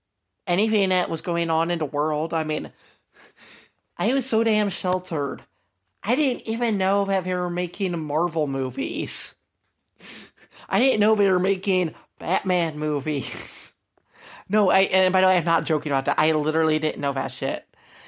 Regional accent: Ohio, United States; like the church I grew up in Ohio, like just about every family homeschooled.

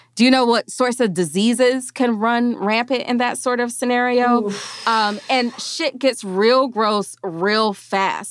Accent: Mississippi, United States; moved away; I am from a town that has been under a boil water notice since I was a small child.

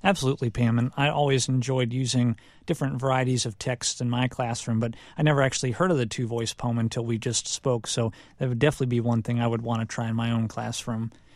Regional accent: Cleveland, Ohio, United States; moved away; items that represent my hometown area of Cleveland, Ohio

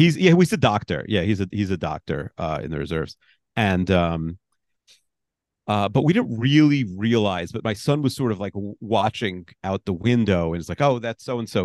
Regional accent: New York, United States; I'm a New Yorker

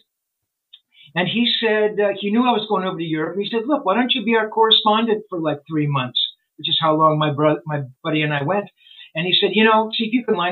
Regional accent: United States; I'm a journalist from the States

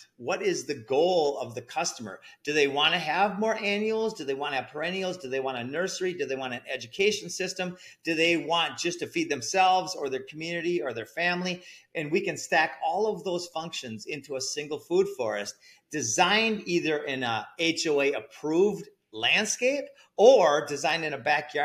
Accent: Minnesota, United States; also born or lived in Costa Rica; now in Central Florida, United States; So I'm in Central Florida. I lived 12 years in Costa Rica and I grew up in Minnesota

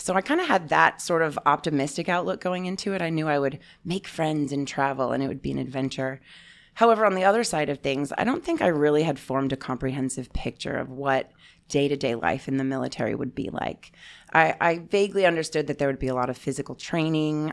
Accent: Alabama, United States; I went to Auburn University because I grew up in the South.

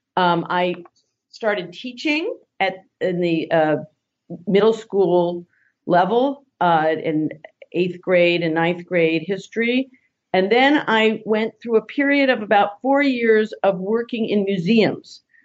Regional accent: New York area, United States; moved away; I grew up in the New York area

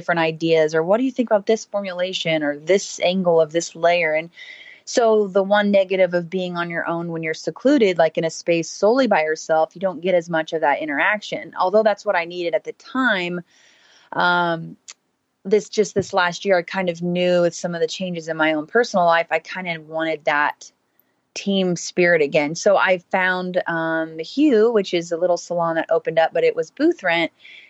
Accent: Houston, Texas, United States; So I grew up in Houston, Texas.

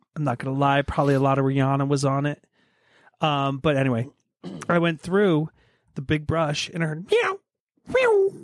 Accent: Poconos, Pennsylvania, United States; I was born in the Poconos

